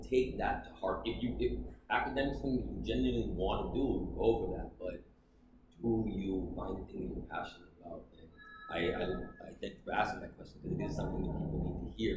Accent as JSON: {"language": "English", "town": "Toronto", "region": "Ontario", "country": "Canada", "tie": "born or raised there", "moved": "as an adult", "lives_now": "Atlanta, United States", "said": "I grew up in Toronto"}